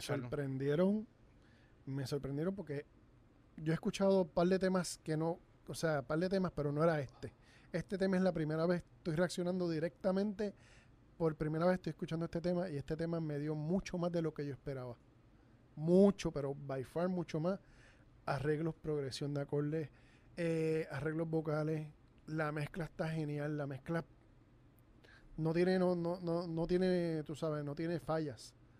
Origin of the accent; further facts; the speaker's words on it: Puerto Rico; accent: Puerto Rican; nuestro acento